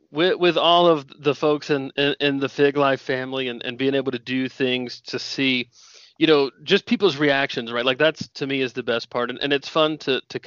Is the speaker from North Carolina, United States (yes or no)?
yes; Indian Trail, North Carolina, United States; I grew up in North Carolina